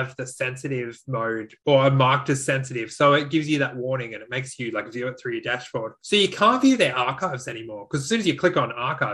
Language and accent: English; Australia